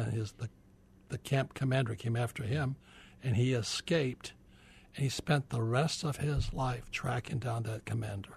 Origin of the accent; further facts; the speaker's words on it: Hawaii, United States; I was born in Hawaii, I'm fourth generation Japanese American, and my poor dad was the head of education for the state of Hawaii